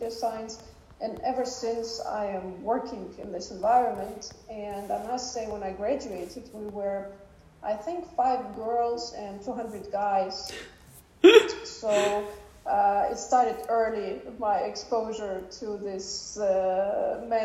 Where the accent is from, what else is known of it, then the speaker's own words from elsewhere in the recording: Saint Petersburg, Russia; moved away; also born or lived in Germany / Zurich; I am myself born and raised in Russia, St. Petersburg